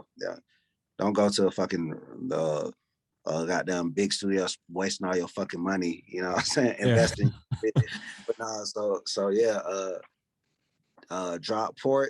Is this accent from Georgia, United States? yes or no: yes; Decatur, Georgia, United States; Yeah, Decatur. But it's kind of like East Atlanta, the East Side.